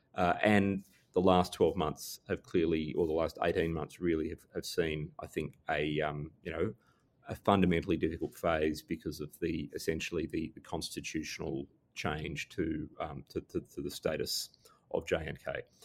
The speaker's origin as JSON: {"language": "English", "country": "Australia", "said": "as an Australian"}